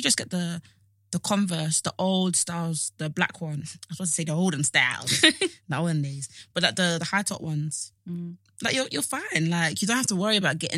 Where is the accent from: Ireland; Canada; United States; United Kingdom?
United Kingdom; Essex, East of England; I'm from Essex